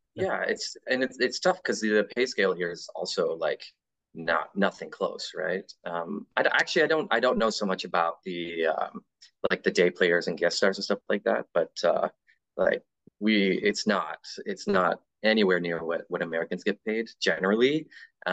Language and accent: English; Canada; being Canadian